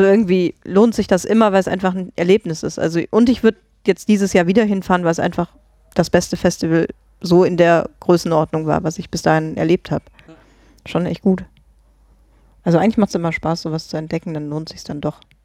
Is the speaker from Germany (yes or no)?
yes; Grevenbruch, Germany; moved away; ich komme ja ursprünglich aus Grevenbruch